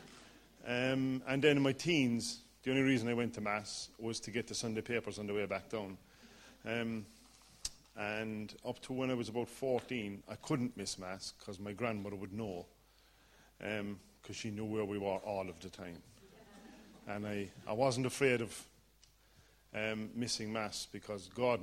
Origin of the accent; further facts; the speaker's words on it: Ireland; accent: Irish; As you can tell from the accent, I'm Irish, born and bred.